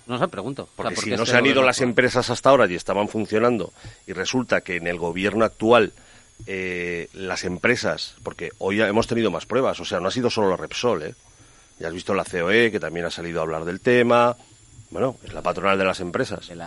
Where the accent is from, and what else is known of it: Spain